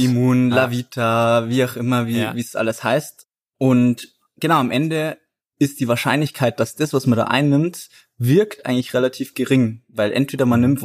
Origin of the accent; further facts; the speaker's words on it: Garching an der Alz, Bavaria, Germany; ich bin einer der Gründer von Löwy. Ich komme tatsächlich aus der Gegend, aus äh, Garching an der Alz.